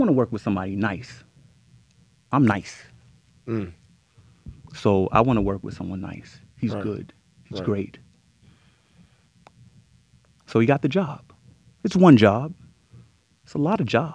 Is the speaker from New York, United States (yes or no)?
yes; New York, United States; I'm from New York